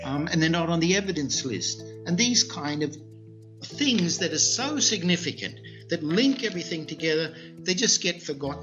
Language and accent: English; Australia; moved away; also born or lived in North America / Europe; I'm originally from Australia.